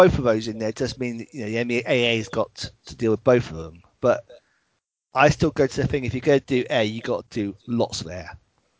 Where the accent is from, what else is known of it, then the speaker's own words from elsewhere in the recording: California, United States; Well, like I say, I come all the way from California to have a decent game.